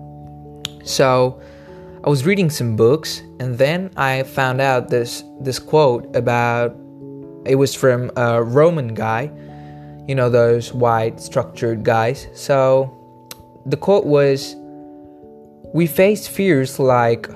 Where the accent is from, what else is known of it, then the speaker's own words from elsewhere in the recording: India; I'm from India